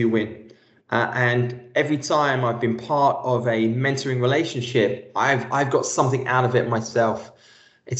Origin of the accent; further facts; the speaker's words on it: London, United Kingdom; Being born and raised in East London and the first person in my family to go to university